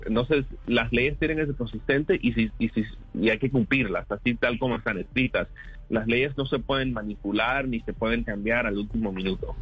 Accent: South Florida, United States; en el sur de la Florida, en particular, que ahí es donde yo nací y me crié

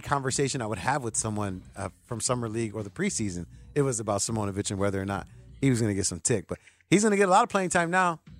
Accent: Chicago, Illinois, United States; I say that as a Sox fan, but I say that as a Chicagoan.

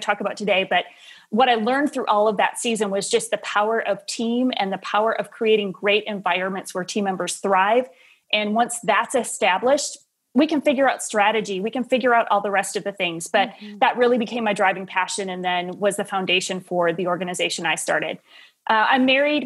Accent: Wisconsin, United States; moved away as an adult; also born or lived in Tennessee / Nashville; Midwest kid, born and raised in Wisconsin

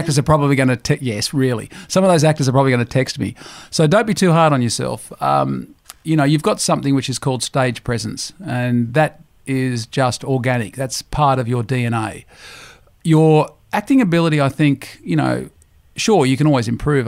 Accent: Griffith, New South Wales, Australia; moved away; I grew up in the Riverina in a town called Griffith

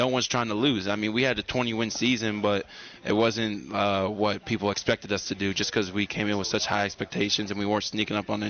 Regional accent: Pittsburgh, Pennsylvania, United States; moved away as an adult; also born or lived in North Carolina; I'm from Pittsburgh, Pennsylvania

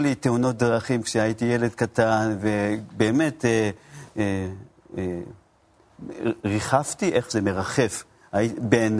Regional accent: Japan; Hebrew is a second language; also born or lived in Tokyo; now in Israel; אני במקור מיפן

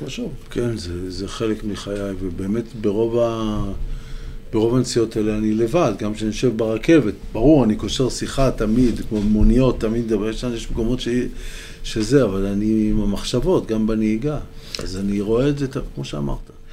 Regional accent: Holon, Tel Aviv District, Israel; now in Western Galilee, Israel; נולדתי בחולון

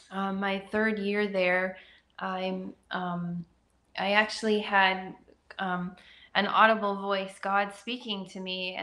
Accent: about an hour outside of Vancouver, British Columbia, Canada; moved away as an adult; also born or lived in Alberta; So I was born in Canada in about an hour outside of Vancouver, British Columbia, and I lived there all my life. We lived in three homes there with my parents and my brother

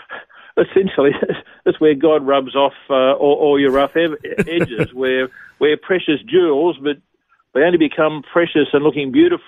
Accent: Bankstown, New South Wales, Australia; also born or lived in Gosford, New South Wales; I was born in Gosford in New South Wales, grew up in Bankstown, so I'm a Bankstown boy.

